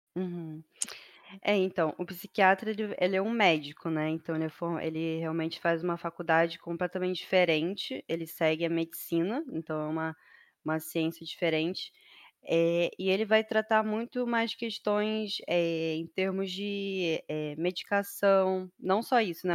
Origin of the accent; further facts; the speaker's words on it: Rio de Janeiro, Brazil; moro no Rio de Janeiro, desde que eu nasci sou carioca, né? Raiz.